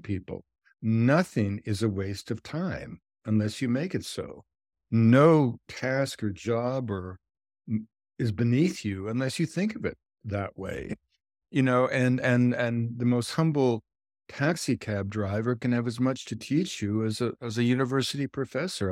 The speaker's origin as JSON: {"language": "English", "region": "British Columbia", "country": "Canada", "also_born_or_lived": "United States", "said": "I'm from British Columbia"}